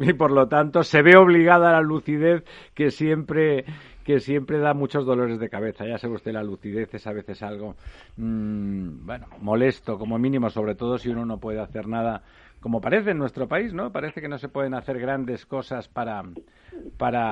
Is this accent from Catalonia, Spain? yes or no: yes; Barcelona, Catalonia, Spain; now in Madrid, Spain; soy de Barcelona